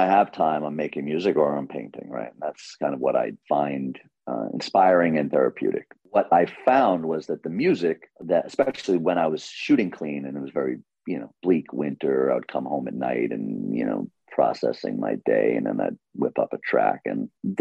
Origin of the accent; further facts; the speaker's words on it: New York City, New York, United States; growing up in Queens and New York through the 70s through the 90s